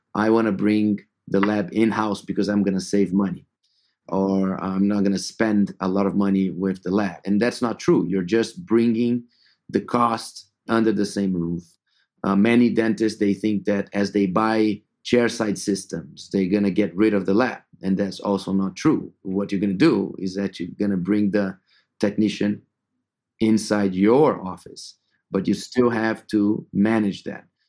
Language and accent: English; São Paulo, Brazil; moved away as an adult; also born or lived in Atlanta, United States / Madrid, Spain; I'm originally from Sao Paulo, Brazil, uh, where I was born and grew up